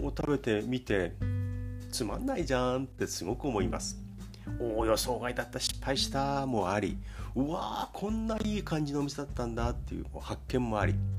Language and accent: Japanese; Kanagawa, Japan; 神奈川県生まれ